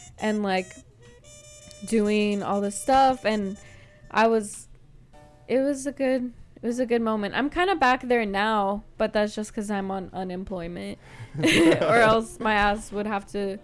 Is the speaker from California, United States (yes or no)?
yes; East Bay, Berkeley and Oakland, California, United States; also born or lived in Santa Cruz, California; now in San Francisco, United States; I'm from the East Bay, Berkeley and Oakland, but I moved to SF